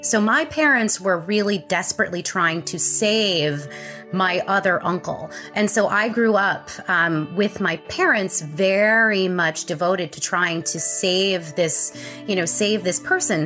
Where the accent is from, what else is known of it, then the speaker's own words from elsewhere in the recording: Connecticut, United States; I was born in Connecticut. I grew up in a wonderful family